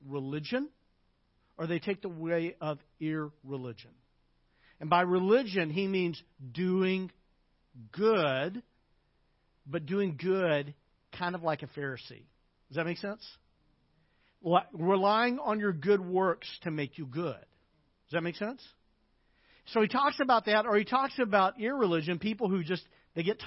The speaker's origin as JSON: {"language": "English", "town": "Little Rock", "region": "Arkansas", "country": "United States", "tie": "born or raised there", "said": "a good Christian young man growing up in Little Rock, Arkansas"}